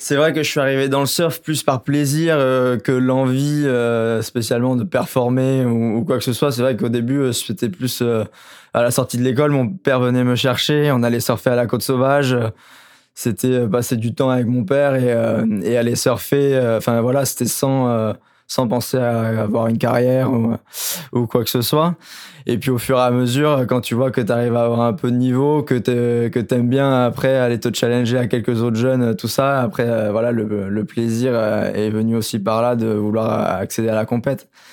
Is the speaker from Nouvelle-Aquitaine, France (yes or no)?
yes; Royan, Nouvelle-Aquitaine, France; chez nous à Royan, on avait à l'époque, mon époque, on n'était pas beaucoup de jeunes